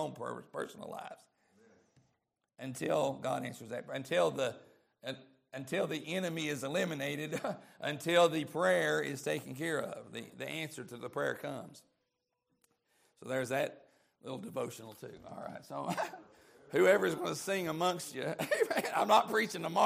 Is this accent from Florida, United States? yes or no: no; East Tennessee, United States; I'm from East Tennessee